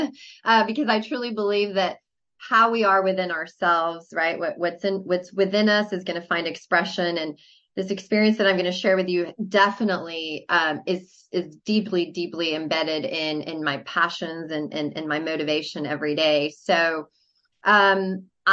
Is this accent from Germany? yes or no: no; Mexico City, Mexico; moved away; because I'm from Mexico City.